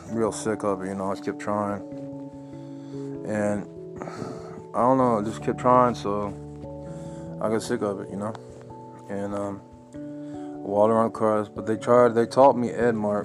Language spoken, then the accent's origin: English; Asheville, North Carolina, United States; moved away; also born or lived in Henderson, North Carolina / Fort Lauderdale, Florida; I was born in Nashville, North Carolina, 1983.